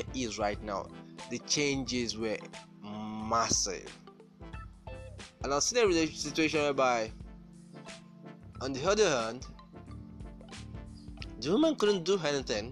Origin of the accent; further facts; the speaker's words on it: Nigeria; I'm from Nigeria